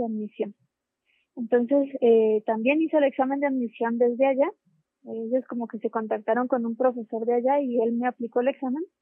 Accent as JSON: {"language": "Spanish", "town": "Popayán", "region": "Cauca", "country": "Colombia", "tie": "born there", "said": "Sí, yo nací en Popayán, Colombia. Eh, yo hice allá mi licenciatura, estudié ingeniería física."}